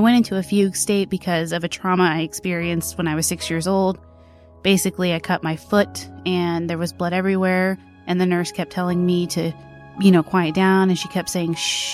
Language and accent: English; Wylie, Texas, United States; Wiley is actually my hometown. I was born there